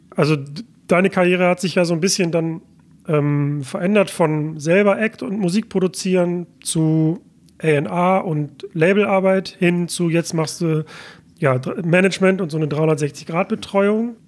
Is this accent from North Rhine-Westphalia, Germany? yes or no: yes; Mülheim an der Ruhr, North Rhine-Westphalia, Germany; bin ich gerade in meiner Heimatstadt Mülheim an der Ruhr